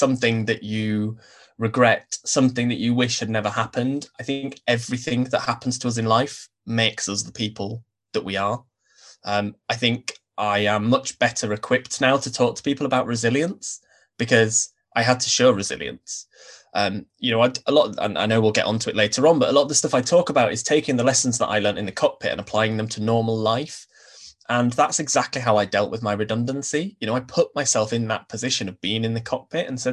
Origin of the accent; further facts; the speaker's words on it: Leeds, Yorkshire and the Humber, United Kingdom; I grew up in Leeds in the north of the UK